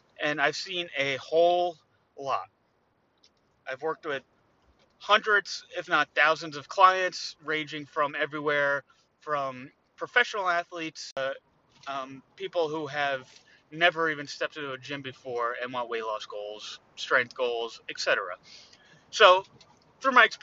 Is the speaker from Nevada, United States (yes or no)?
no; New Jersey, United States; I'm from New Jersey